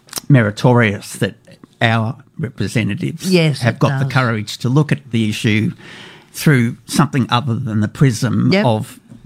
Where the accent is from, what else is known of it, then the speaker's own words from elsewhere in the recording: Melbourne, Victoria, Australia; now in Canberra, Australia; growing up in Melbourne.